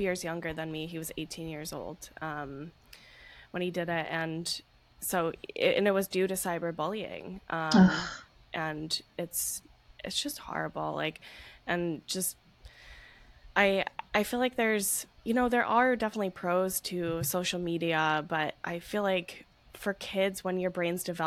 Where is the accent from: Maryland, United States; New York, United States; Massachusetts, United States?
Massachusetts, United States; I grew up in Massachusetts